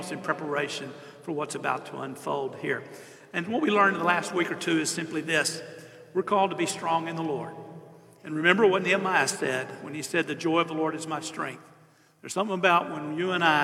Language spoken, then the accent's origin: English; Southeast Texas, United States; I'm from Southeast Texas